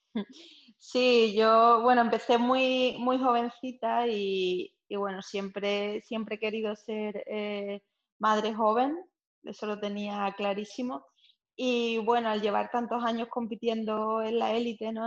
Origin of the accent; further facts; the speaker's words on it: Seville, Andalusia, Spain; also born or lived in Cádiz; yo nací en Sevilla y hago mi vida entre Sevilla y Cádiz actualmente